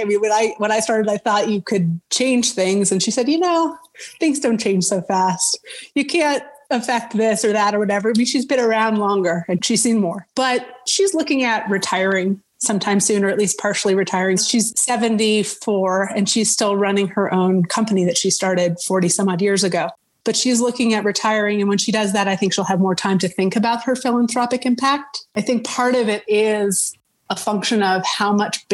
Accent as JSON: {"language": "English", "town": "Denver", "region": "Colorado", "country": "United States", "also_born_or_lived": "Seattle / Boston", "moved": "as an adult", "said": "I am from Denver and I'm living in Denver again"}